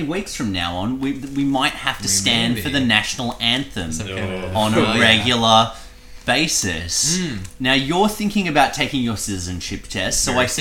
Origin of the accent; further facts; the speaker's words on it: Australia; I'm Australian